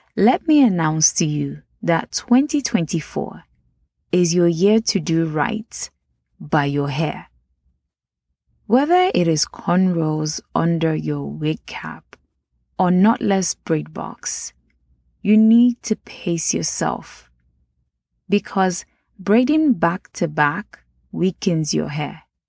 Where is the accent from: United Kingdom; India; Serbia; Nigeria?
Nigeria; accent: Nigerian; my Nigerian accent